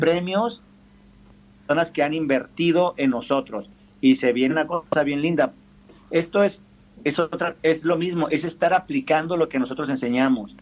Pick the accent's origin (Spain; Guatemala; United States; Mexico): Mexico